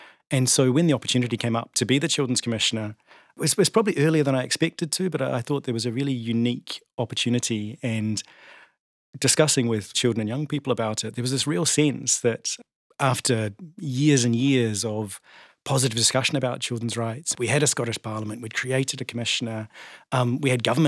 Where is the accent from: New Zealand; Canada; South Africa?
New Zealand; moved away as an adult; now in Scotland, United Kingdom; I came to Scotland from New Zealand in 2002, and I think like many migrants, was very keen to get involved in the community